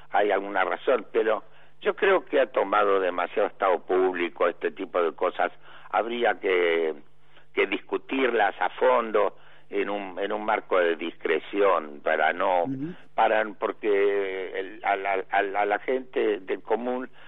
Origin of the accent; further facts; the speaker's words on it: Avellaneda, Buenos Aires Province, Argentina; yo fui diputado por la provincia de Buenos Aires porque nací en el Doc Sur partido de Avellaneda